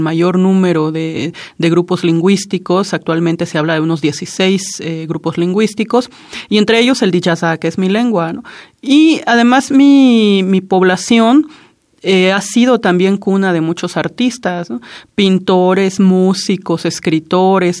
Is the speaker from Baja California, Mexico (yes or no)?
no; Juchitán, Oaxaca, Mexico; first language Zapotec; Spanish is a second language; yo nací en Juchitán, Oaxaca